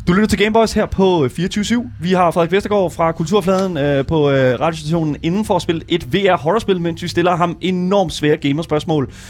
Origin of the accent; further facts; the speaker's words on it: Horsens, Central Denmark Region, Denmark; jeg er også fra Horsens